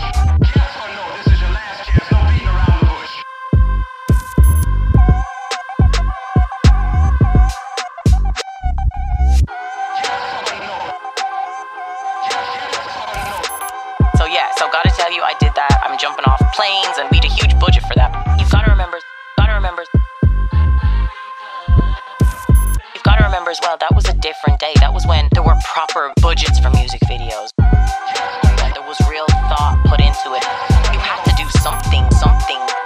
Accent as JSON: {"language": "English", "town": "Dublin", "region": "Leinster", "country": "Ireland", "tie": "born or raised there", "said": "I was raised in Ireland"}